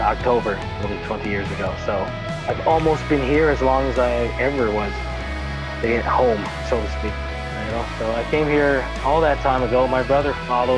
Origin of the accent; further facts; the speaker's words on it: Newfoundland and Labrador, Canada; now in Greater Toronto Area, Canada; we're both from Newfoundland